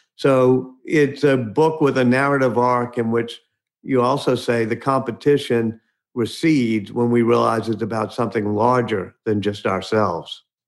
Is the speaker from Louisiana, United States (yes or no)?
yes; New Orleans, Louisiana, United States; My hometown, grew up right near where Louis Armstrong grew up in central city of New Orleans